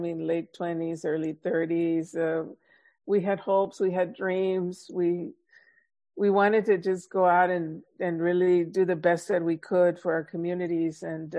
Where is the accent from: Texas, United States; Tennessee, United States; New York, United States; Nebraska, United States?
Texas, United States; Laredo; moved away; also born or lived in Michigan; growing up in Laredo, Texas, early on when Laredo in the, you know, 50s, late 40s, 50s, tremendous poverty there. It still has a lot of poverty, but much more so during that time. It was one of the poorest cities in the nation.